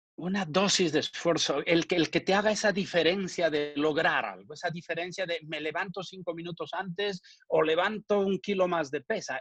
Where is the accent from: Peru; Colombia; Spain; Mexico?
Peru; Ayacucho; moved away; he hecho un patronato en Perú para ayudar a mi tierra y a Cucho